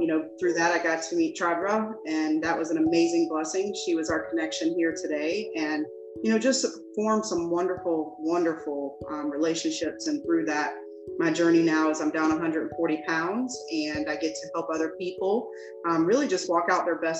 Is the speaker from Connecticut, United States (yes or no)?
no; Jacksonville, Florida, United States; I'm from Jacksonville, Florida.